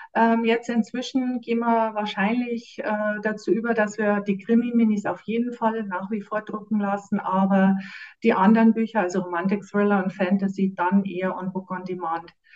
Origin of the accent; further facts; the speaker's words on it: Munich, Bavaria, Germany; moved away as an adult; now in Wasserburg am Inn, Germany; ich bin geborene Münchnerin, wobei damals waren wir schon immer in München